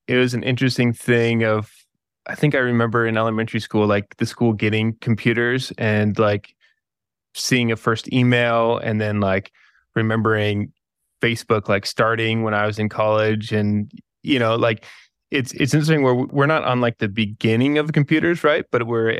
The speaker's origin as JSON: {"language": "English", "region": "Kansas", "country": "United States", "tie": "born or raised there", "said": "I grew up in Kansas"}